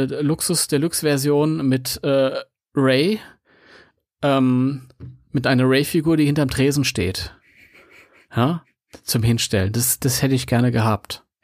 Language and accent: German; Mönchengladbach, North Rhine-Westphalia, Germany; ich bin eigentlich überhaupt kein Ami. Ich komme aus München-Gladbach.